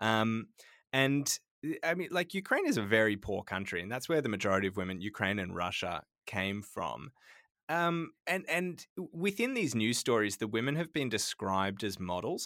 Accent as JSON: {"language": "English", "town": "Sydney", "region": "New South Wales", "country": "Australia", "tie": "born or raised there", "moved": "yes", "said": "Growing up in Sydney"}